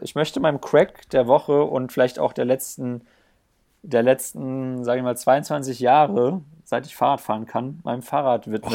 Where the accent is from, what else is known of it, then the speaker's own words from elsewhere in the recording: Black Forest area, Baden-Württemberg, Germany; now in Bayreuth, Germany; Pödi und ich kommen ja aus der Gegend von Schwarzwald